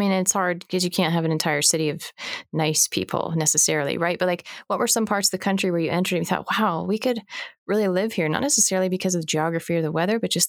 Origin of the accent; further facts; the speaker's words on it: Pacific Northwest, United States; I grew up in the Pacific Northwest